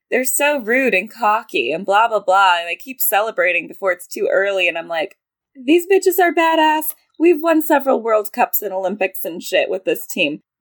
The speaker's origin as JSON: {"language": "English", "country": "Australia", "said": "So, as an Australian, I have no idea what a bank holiday is"}